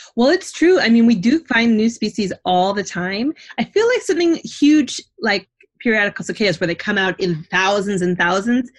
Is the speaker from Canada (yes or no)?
yes; Canada; now in New Jersey, United States; I'm not from New Jersey, I'm from Canada, but I've grown to love New Jersey